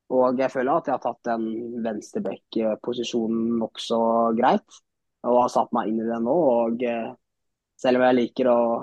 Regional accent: Moss, Østfold, Norway; er født og oppvokst i Moss

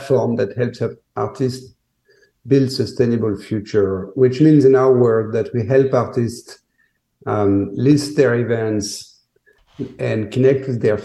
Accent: Paris, Île-de-France, France; also born or lived in New York; now in Miami, United States; I'm a New Yorker by heart, but I was born in Paris

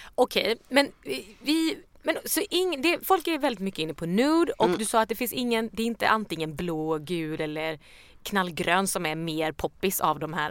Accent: Småland, Sweden; jag är ju från Småland

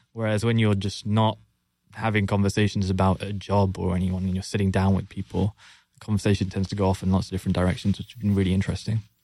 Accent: London, United Kingdom; born and raised in London, as you can tell from the accent.

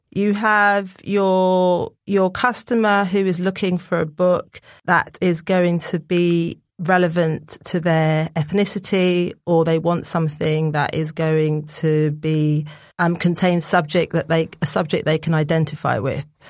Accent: Barbados; moved away as an adult; also born or lived in Essex; I'm from Barbados

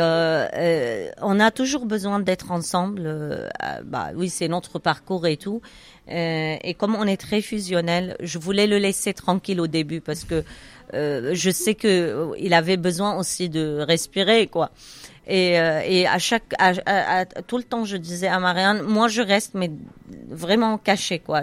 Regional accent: Syria; moved away as an adult; also born or lived in Cairo, Egypt; now in France; quand on est parti de Syrie nous on a des biens là-bas

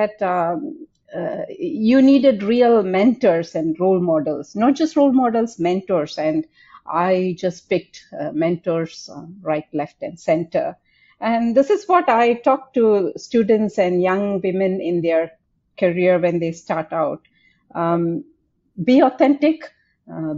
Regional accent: India; moved away as an adult; now in Singapore; When I grew up in India

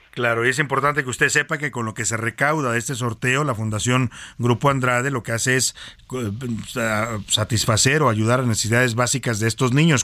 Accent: Jalisco, Mexico; es mi tierra

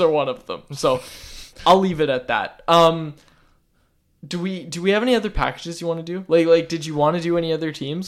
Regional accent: Vancouver, British Columbia, Canada; I'm, I'm from Vancouver.

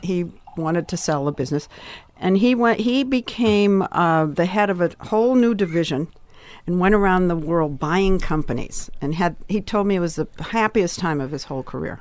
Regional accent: Swampscott, Massachusetts, United States; moved away as an adult; also born or lived in New York; now in Los Angeles, United States; I came from Swampscott, Massachusetts

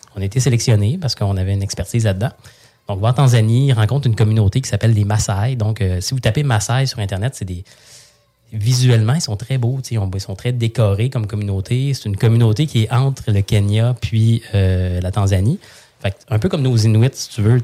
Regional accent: Saint-Hyacinthe, Quebec, Canada; moved away; je viens de Saint-Hyacinthe, je viens d'une famille

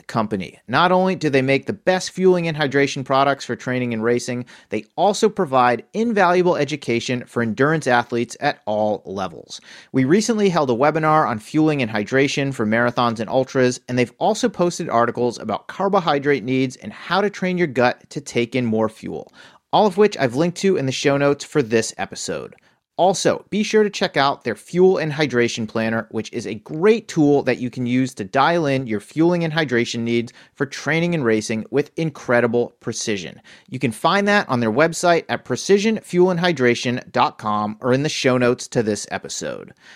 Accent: Worcester, Massachusetts, United States; the community in general, where I grew up in Worcester, Massachusetts. I practically lived at the Friendly House as a kid

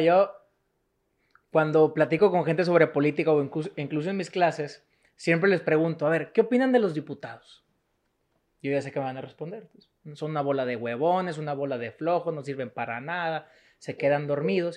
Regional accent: Monterrey, Nuevo León, Mexico; also born or lived in Spain / United States; yo soy de Monterrey

